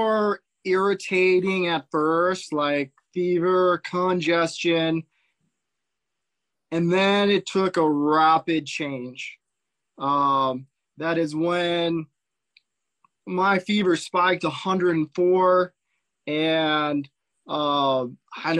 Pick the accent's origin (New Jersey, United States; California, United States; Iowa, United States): California, United States; Central Coast; also born or lived in Fullerton, California; I am from Central Coast, California. So right in the middle on the coast.